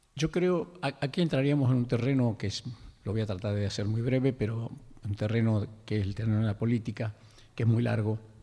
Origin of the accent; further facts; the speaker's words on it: Lules, Tucumán, Argentina; moved away; tus amigos del ingenio Mercedes, que es el pueblo donde yo nací, el Lules